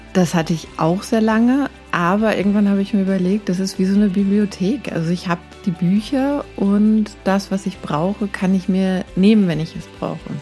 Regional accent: Ödelsheim, Hesse, Germany; moved away; das Kaff Ödelsheim. Ne, wo ich herkomme, im Weserbergland, Middle of Nowhere in, in Deutschland

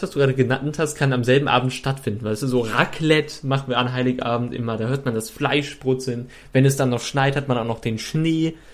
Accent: Troisdorf, North Rhine-Westphalia, Germany; ich komme ja eigentlich aus Troisdorf und da gibt es äh, auch irgendwie in, in Troisdorf-Eschmar gibt es die Eschmarer Mühle

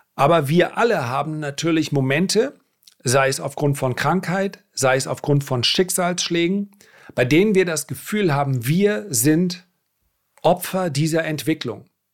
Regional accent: Northern Germany, Germany; bei uns in Norddeutschland

